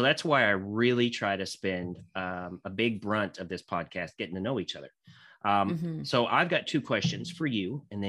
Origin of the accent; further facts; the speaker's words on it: Santa Claus, Indiana, United States; because I grew up actually in Indiana, actually in a town called Santa Claus, Indiana.